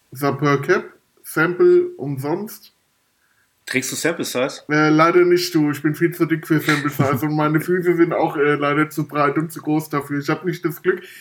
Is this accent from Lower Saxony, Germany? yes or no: no; Frankfurt, Hesse, Germany; Ich glaube, in der E-Jugend, da habe ich dann bei uns im Norden Frankfurts äh, das erste Mal im Verein gespielt.